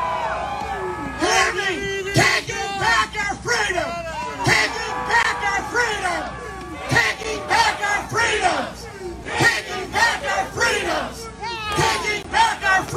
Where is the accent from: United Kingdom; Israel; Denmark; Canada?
Canada; Prince Edward Island; now in Calgary, Canada; I grew up in Prince Edward Island. I live in Calgary, Alberta. I went to Calgary because of its freedom 25 years ago